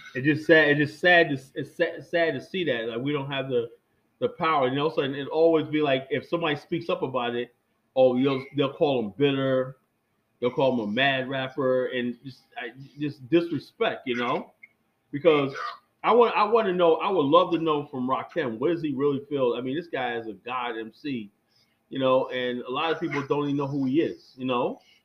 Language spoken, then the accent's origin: English; New York City, New York, United States; born or raised there